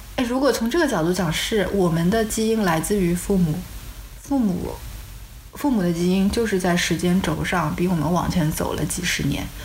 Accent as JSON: {"language": "Chinese", "country": "China", "said": "我们作为中国人"}